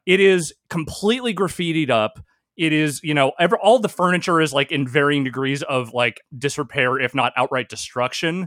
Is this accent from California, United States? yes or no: yes; Northern California, United States; also born or lived in Virginia; I was into skateboarding before I moved to California, like, when I was still a kid in Virginia